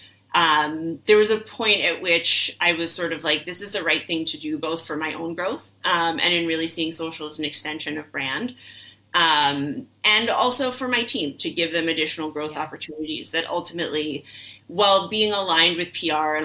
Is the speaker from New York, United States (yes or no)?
yes; New York City, New York, United States; I'm a New Yorker through and through, like born and raised.